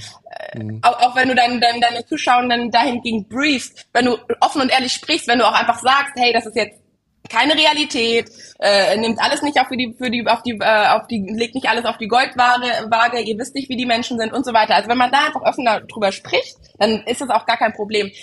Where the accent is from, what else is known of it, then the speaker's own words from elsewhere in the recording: Germany; bei uns in Deutschland